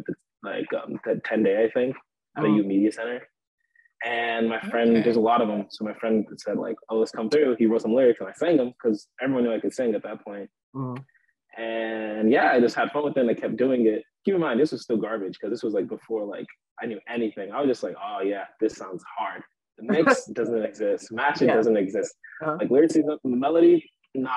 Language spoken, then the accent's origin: English; Chicago, Illinois, United States; I'm from Chicago, Illinois